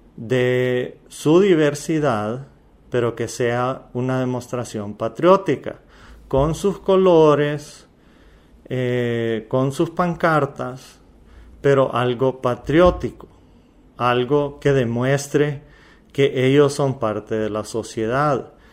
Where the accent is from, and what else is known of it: Honduras